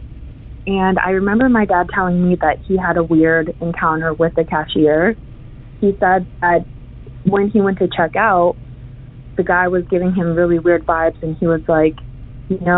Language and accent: English; California, United States; I'm from California